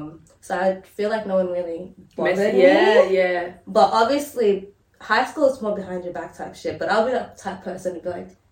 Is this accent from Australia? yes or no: yes; Australia; growing up in Australia episodes and like just being a black person in this country and in this generation